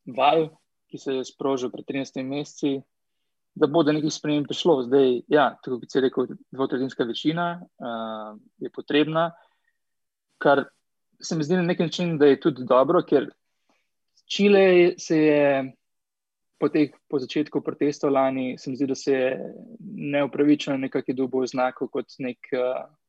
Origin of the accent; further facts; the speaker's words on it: Slovenia; moved away as an adult; now in Chile; sem enkrat šel iz Slovenije